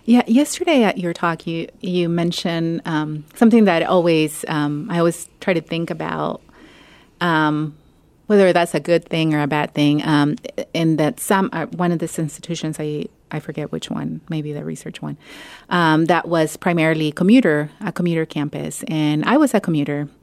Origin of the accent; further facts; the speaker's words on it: Mexico; now in Ohio, United States; I grew up in Mexico, but, um, my family is Salvadoran